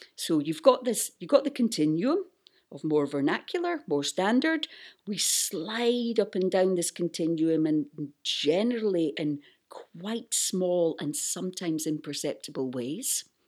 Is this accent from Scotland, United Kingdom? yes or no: yes; Buckie, Scotland, United Kingdom; moved away; when I go back to my hometown in northeast Scotland, I start speaking like